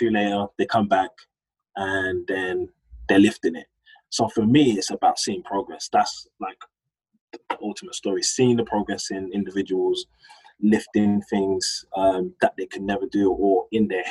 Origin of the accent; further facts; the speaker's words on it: London, United Kingdom; I grew up in Hackney, and my business partners, we grew up in Hackney, we went to school in Hackney.